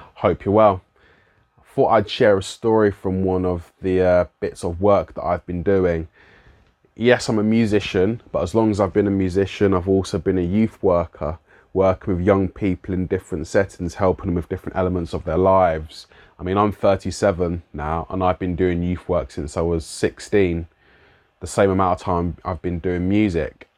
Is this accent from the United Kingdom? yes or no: yes; London, United Kingdom; accent: London; my London accent